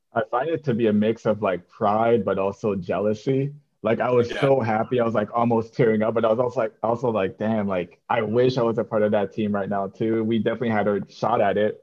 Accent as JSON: {"language": "English", "country": "Canada", "tie": "born or raised there", "moved": "yes", "said": "growing up in Canada"}